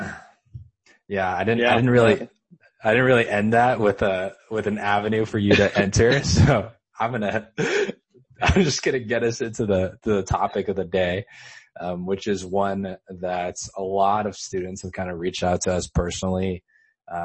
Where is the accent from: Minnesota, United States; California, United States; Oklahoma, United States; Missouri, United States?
California, United States; Los Angeles; now in Temple City, United States; I'm from Los Angeles, specifically Chinatown, California